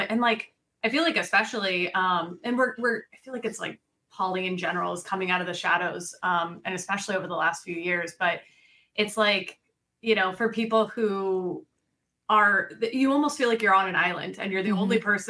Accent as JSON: {"language": "English", "region": "Colorado", "country": "United States", "lives_now": "Florida, United States", "said": "we came from Colorado, and Colorado in general is a very open, accepting, loving"}